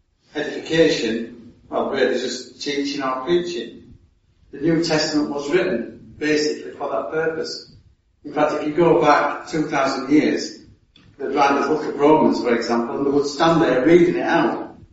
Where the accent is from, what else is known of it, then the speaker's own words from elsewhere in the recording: Yorkshire and the Humber, United Kingdom; I'm the Yorkshireman, I'm from God's own country.